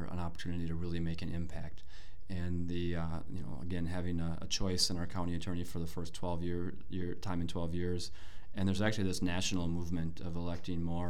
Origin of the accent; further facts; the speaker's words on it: Brooklyn Center, Minnesota, United States; I grew up in Brooklyn Center.